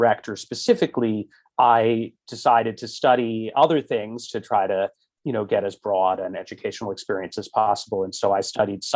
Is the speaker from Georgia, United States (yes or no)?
no; Connecticut, United States; I grew up in Connecticut